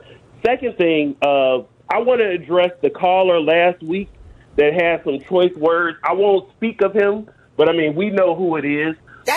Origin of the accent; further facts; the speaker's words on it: Chicago, Illinois, United States; I'm born and raised in Chicago.